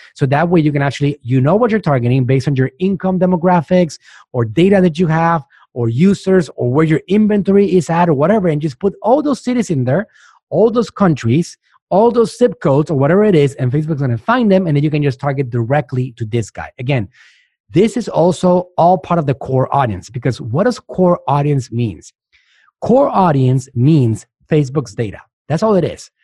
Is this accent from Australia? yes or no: no; Puerto Rico; moved away as an adult; also born or lived in Mexico; now in United States; I'm from Puerto Rico